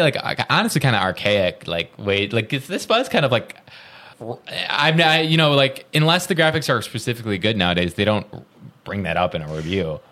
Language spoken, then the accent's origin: English; Roscoe, Illinois, United States; I'm from Roscoe, which is very, very close